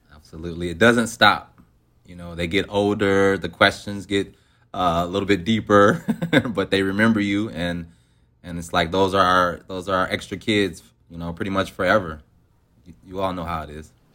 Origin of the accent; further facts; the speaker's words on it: Detroit, Michigan, United States; I'm from Detroit, Michigan